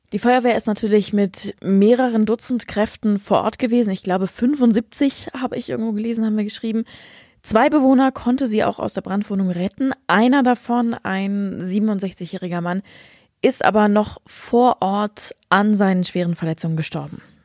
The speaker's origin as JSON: {"language": "German", "region": "Lower Saxony", "country": "Germany", "said": "bei uns in Niedersachsen"}